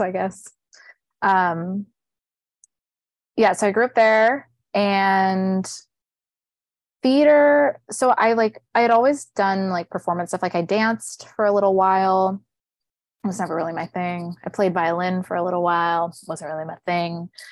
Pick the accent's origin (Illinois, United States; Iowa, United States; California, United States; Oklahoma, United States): California, United States; Riverside; moved away as an adult; now in New York, United States; I grew up in Riverside, California.